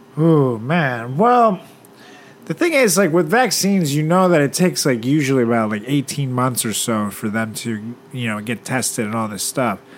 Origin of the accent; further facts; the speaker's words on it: Venezuela; moved away; my hometown Venezuela